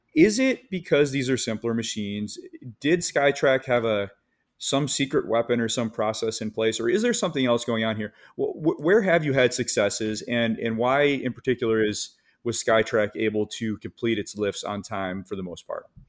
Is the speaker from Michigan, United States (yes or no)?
yes; Michigan, United States; I'm from Michigan